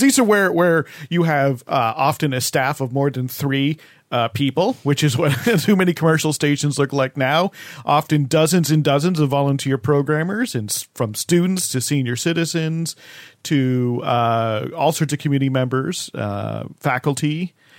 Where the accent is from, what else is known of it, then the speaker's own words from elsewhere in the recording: New Jersey, United States; my home state. where I grew up, New Jersey